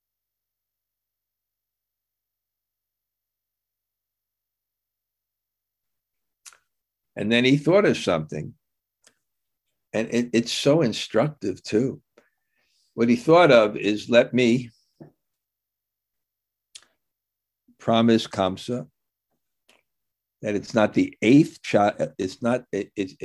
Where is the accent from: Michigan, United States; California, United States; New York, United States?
New York, United States; New York City; I grew up in Brooklyn